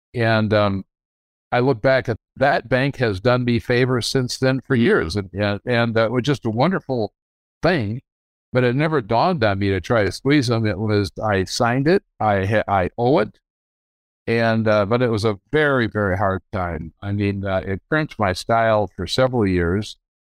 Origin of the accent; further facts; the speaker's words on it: Grand Rapids, Michigan, United States; I grew up in Grand Rapids, Michigan. I was born here in nineteen forty-three.